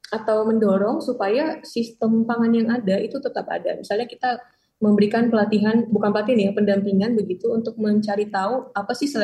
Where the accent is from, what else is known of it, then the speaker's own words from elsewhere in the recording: western Indonesia, Indonesia; born there; saya kan karena lahir di Indonesia bagian barat, saya nggak tahu sorghum sama sekali.